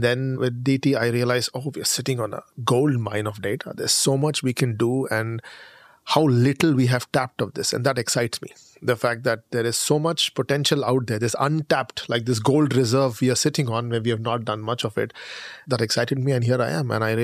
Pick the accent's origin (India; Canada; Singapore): India; moved away as an adult; now in Germany; I'm Indian.